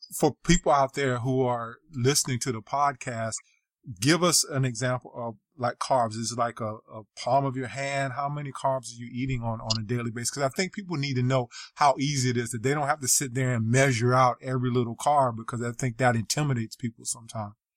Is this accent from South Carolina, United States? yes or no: yes; South Carolina, United States; I'm from, I grew up in South Carolina, so I'm Southern as well